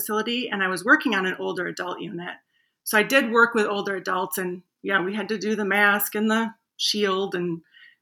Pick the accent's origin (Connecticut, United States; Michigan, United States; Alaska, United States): Michigan, United States; Grand Rapids; I grew up in Grand Rapids, Michigan